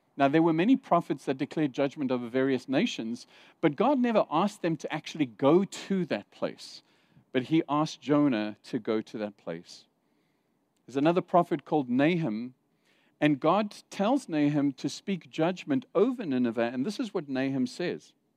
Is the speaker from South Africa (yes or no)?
yes; South Africa; moved away; also born or lived in Zimbabwe / Saudi Arabia; I grew up in South Africa during the apartheid years, and I was a teenager being taught in school